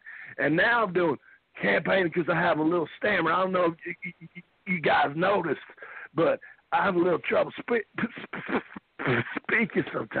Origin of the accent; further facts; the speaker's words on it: Hendersonville, Tennessee, United States; I'm from Hendersonville, Tennessee, and I like country music.